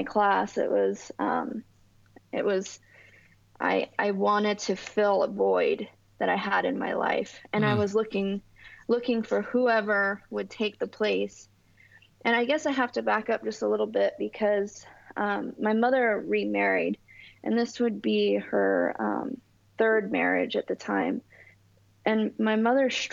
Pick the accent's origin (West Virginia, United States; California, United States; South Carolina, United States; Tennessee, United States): California, United States; Southern; also born or lived in East Coast of the United States; Well, I'm from Southern California. I was born on the East Coast of the United States. And then when I was just a wee baby, my mother moved us to Southern California.